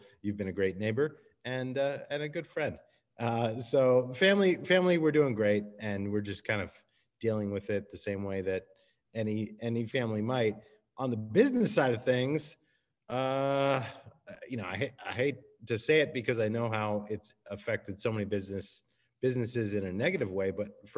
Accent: United States; moved away as an adult; now in San Diego, United States; I grew up on the East Coast outside of Washington, D.C., and I moved out to San Diego for grad school

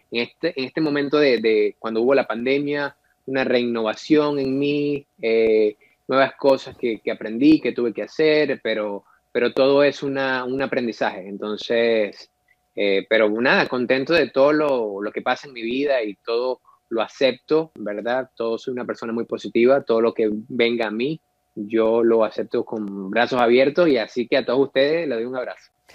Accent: Maracaibo, Zulia, Venezuela; moved away as an adult; also born or lived in Caracas, Venezuela; now in Los Angeles, United States; mi niñez la pasé en Maracaibo, Venezuela, hasta los 17, 18 años que decido mudarme a la capital de Venezuela

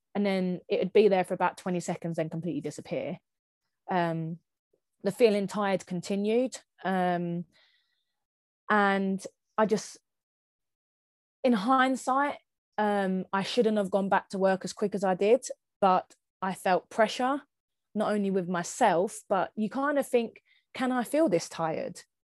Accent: Kent, South East England, United Kingdom; I'm from Kent

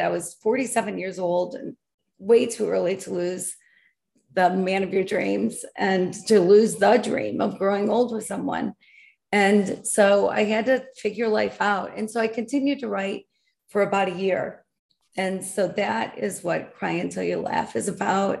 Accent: Grand Rapids, Michigan, United States; I was born and raised in Michigan, Grand Rapids, West Michigan area

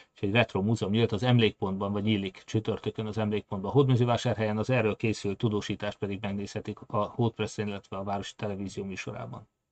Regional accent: Hungary; mi magyarok

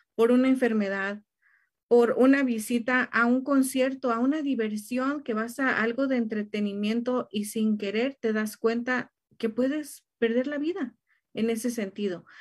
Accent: Mexico; para nosotros como mexicanos

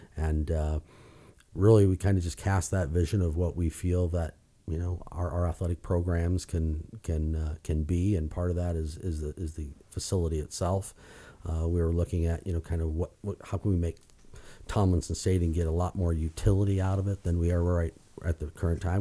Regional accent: Iowa, United States; moved away; born and raised in Iowa

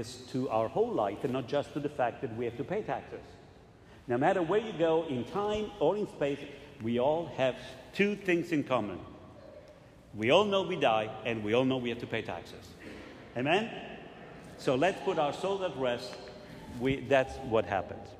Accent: Italy; moved away; I was growing up in Italy

